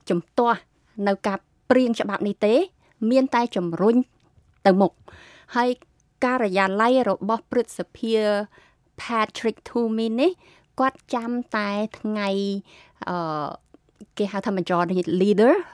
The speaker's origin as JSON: {"language": "Khmer", "country": "Cambodia", "moved": "yes", "lives_now": "United States"}